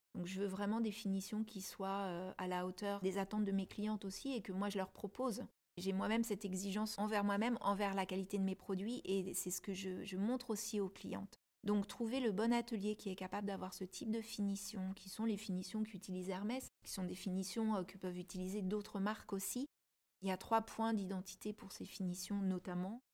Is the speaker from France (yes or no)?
yes; Paris, Île-de-France, France; je suis parisienne aussi